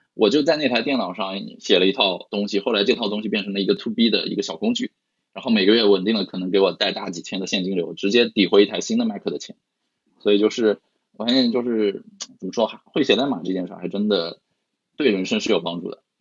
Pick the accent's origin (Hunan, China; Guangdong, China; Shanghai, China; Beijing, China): Shanghai, China; 对我们上海人来说，疫情又，又来了一次嘛